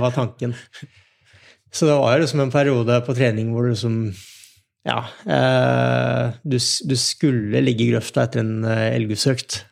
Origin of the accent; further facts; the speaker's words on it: Nittedal, Akershus, Norway; jeg vokste opp i Nittdal